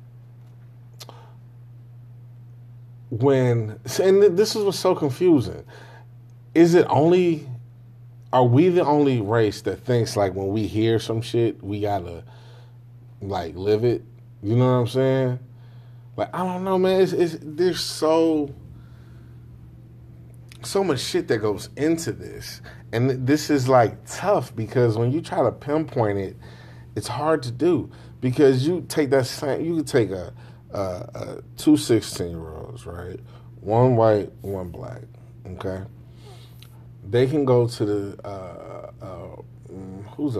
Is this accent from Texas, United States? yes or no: no; Chicago, Illinois, United States; I'm obviously from Chicago